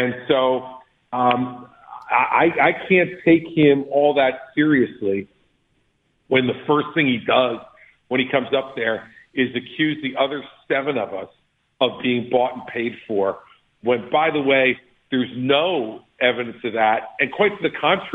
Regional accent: New Jersey, United States; I'm from Jersey

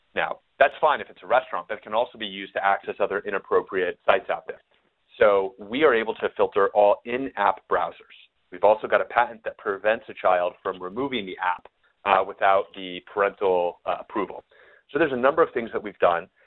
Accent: New Mexico, United States; now in Austin, United States; I'm from New Mexico, so I'm more of a New Mexican food guy

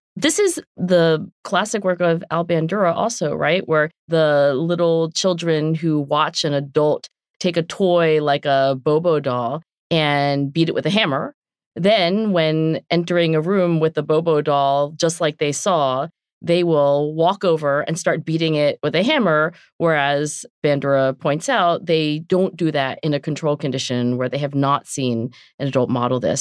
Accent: southern New Jersey, United States; accent: South Jersey; moved away; also born or lived in Philadelphia / Oxford; I am from southern New Jersey

